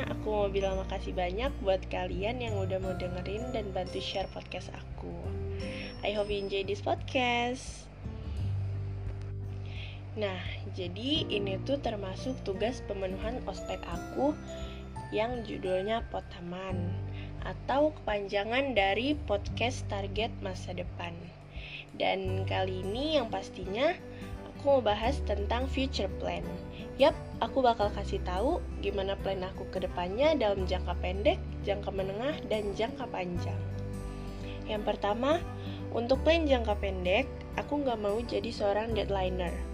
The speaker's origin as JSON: {"language": "Indonesian", "town": "Bandar Lampung", "region": "Lampung", "country": "Indonesia", "said": "Eh ya, kenalin … asal aku dari Bandar Lampung."}